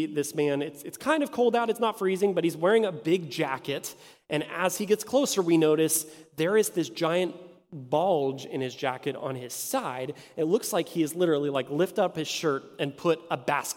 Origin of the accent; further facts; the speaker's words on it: Martins Ferry, Ohio, United States; now in Indianapolis, United States; I grew up in eastern Ohio in a small town called Martins Ferry.